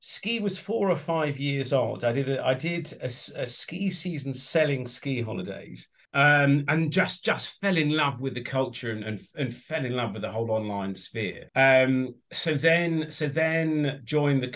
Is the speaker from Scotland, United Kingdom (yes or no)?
no; Southampton, South East England, United Kingdom; moved away; I was actually from Southampton